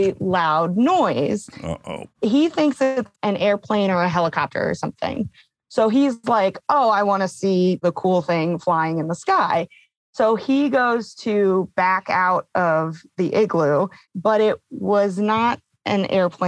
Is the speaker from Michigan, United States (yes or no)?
yes; Ann Arbor, Michigan, United States; moved away; I am from Michigan originally